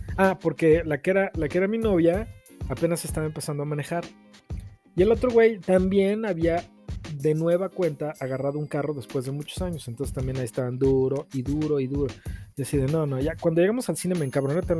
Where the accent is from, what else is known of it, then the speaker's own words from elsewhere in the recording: Mexico; así somos los mexicanos, hasta que no nos cae la voladora no entendemos